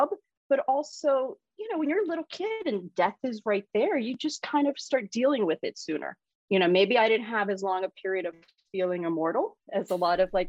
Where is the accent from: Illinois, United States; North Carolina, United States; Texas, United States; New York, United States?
New York, United States; New York City; I grew up in New York City